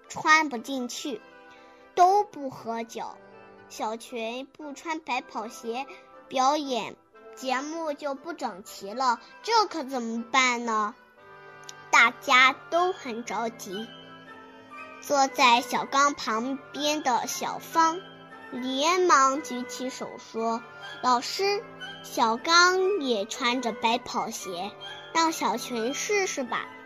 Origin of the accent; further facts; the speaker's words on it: Huimin, Shandong, China; 我是来自山东惠民的